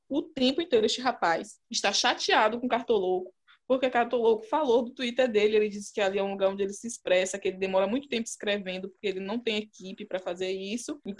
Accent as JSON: {"language": "Portuguese", "town": "Salvador", "region": "Bahia", "country": "Brazil", "tie": "born or raised there", "said": "Porque eu fui nascida e criada em Salvador, né? Um lugar quente."}